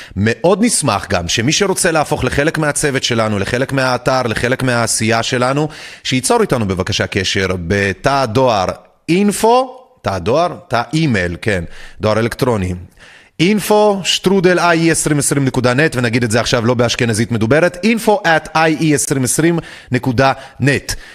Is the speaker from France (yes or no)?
no; Belarus; now in Israel; גדלנו בתוך גאיות הריגה בבלארוס